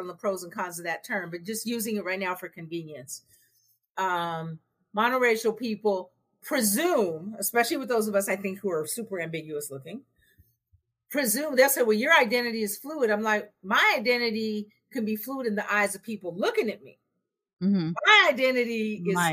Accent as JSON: {"language": "English", "region": "West Coast", "country": "United States", "said": "I'm from the West Coast. I got millennial kids"}